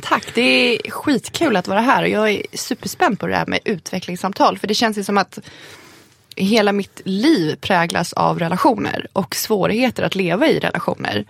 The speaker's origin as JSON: {"language": "Swedish", "country": "Sweden", "tie": "born or raised there", "said": "Jag är född här, jag har svenska, svenska samhället har format mig"}